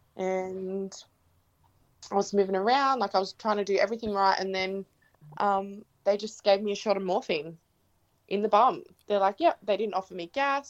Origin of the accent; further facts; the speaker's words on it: Gerringong, New South Wales, Australia; I'm from Gerringong, New South Wales